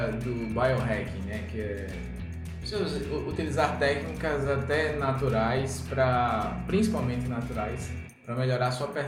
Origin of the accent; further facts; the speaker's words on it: interior of Alagoas, Brazil; now in Maceió, Brazil; eu sou do interior de Alagoas e moro em Maceió.